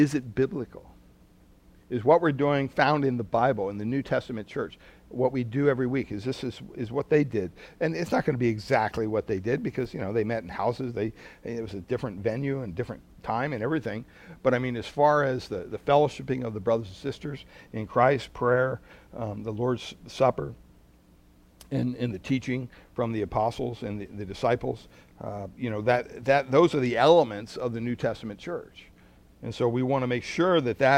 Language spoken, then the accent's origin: English; Pennsylvania, United States; moved away; growing up on the East Coast in Pennsylvania